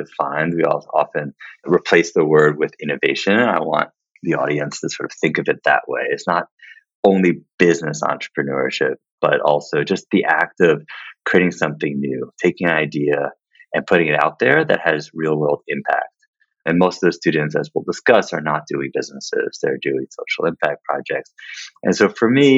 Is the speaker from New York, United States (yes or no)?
yes; New York City, New York, United States; I grew up in Manhattan